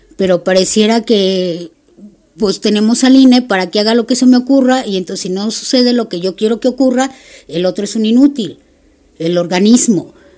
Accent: Mexico; como buena mexicana

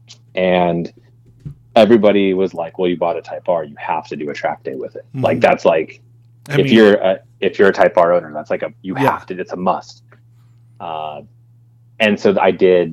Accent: Lancaster, California, United States; I grew up in Lancaster, California, which, if you don't know, is about 20 minutes away from Willow Springs

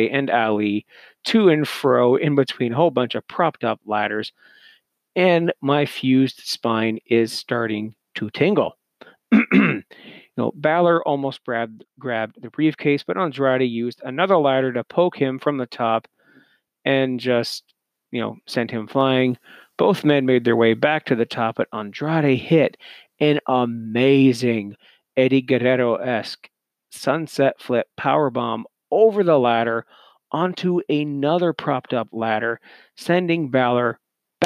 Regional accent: Canada; as a Canadian

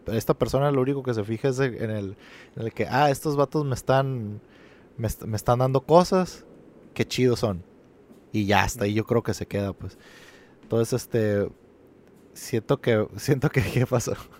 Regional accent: Mexico; para mí como mexicano sí es fácil empatizar

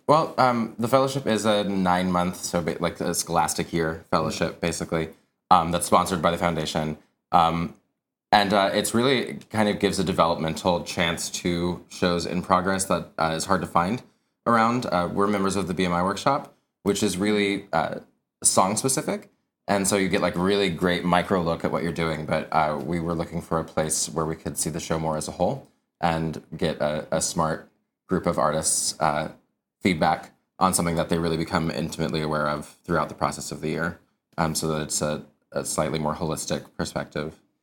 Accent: Wichita, Kansas, United States; moved away; I'm originally from Kansas, um, and in Wichita, actually, where I'm from, it has an amazing arts community, which I'm very much still a part of in ways that I'm a product of it.

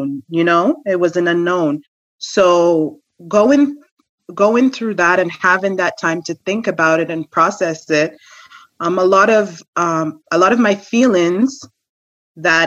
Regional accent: Jamaica; I'm Jamaican

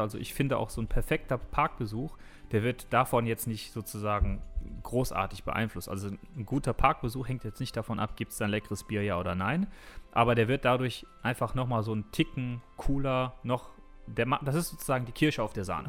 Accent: Düsseldorf, North Rhine-Westphalia, Germany; als Düsseldorfer

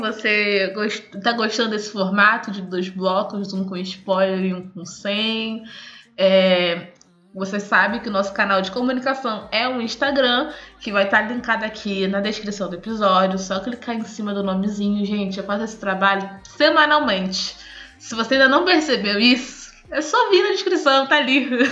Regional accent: Brazil; eu sou brasileira pelo português

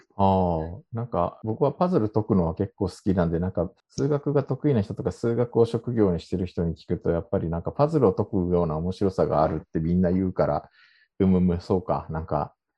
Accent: Japan; moved away as an adult; now in South Korea; 日本生まれ韓国在住経験あり今も2回目の韓国在住している日本人

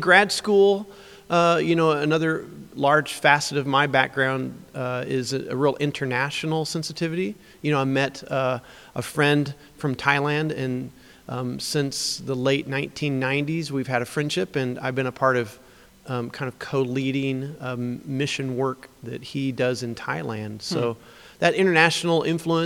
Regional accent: Springfield, Illinois, United States; I grew up in Springfield, Illinois in a Christian home

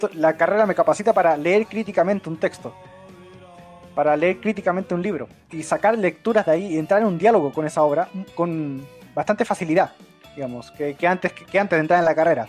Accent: Chile; soy chileno

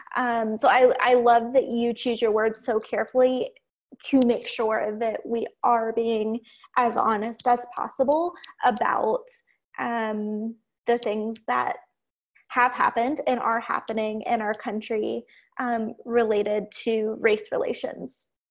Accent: Ohio, United States; I grew up in Ohio, in the middle of nowhere, on a farm

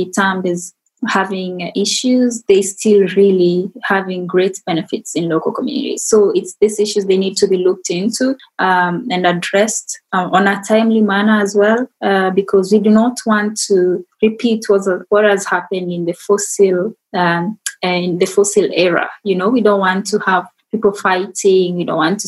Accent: Kenya; moved away; as an African, as a Kenyan

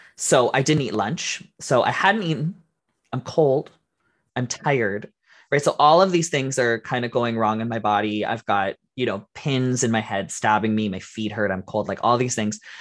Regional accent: Canada; we're Canadian

